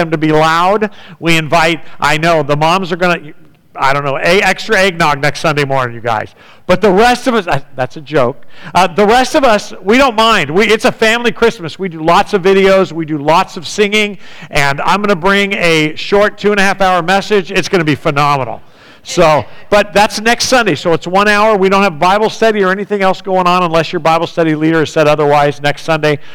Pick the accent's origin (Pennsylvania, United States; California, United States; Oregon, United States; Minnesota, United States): California, United States; San Diego; growing up in San Diego